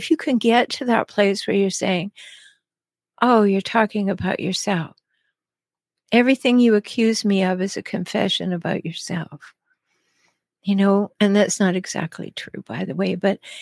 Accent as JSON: {"language": "English", "country": "Canada", "moved": "yes", "lives_now": "United States", "said": "I'm Canadian. I live in the States"}